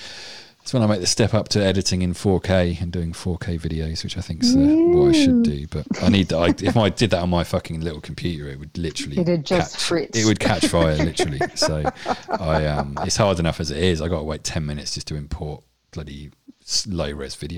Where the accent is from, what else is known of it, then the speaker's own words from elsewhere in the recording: Winchester, South East England, United Kingdom; accent: posh English; also born or lived in Essex; I'm born and bred Winchester, kind of posh English kind